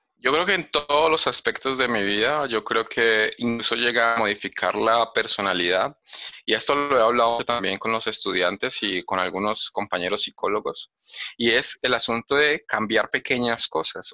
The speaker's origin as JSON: {"language": "Spanish", "town": "Cali", "region": "Valle del Cauca", "country": "Colombia", "tie": "born or raised there", "moved": "as an adult", "lives_now": "Medellín, Colombia", "said": "yo nací en Cali y, y, me vine a vivir a Medellín"}